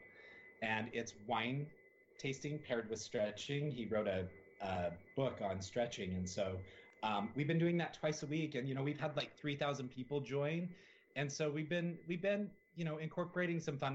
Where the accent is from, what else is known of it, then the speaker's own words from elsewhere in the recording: Salt Lake City, Utah, United States; moved away; I grew up in Salt Lake City, Utah.